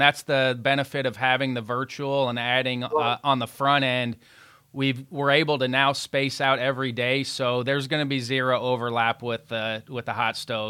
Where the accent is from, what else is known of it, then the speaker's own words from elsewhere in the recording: Evansville, Indiana, United States; I grew up in Evansville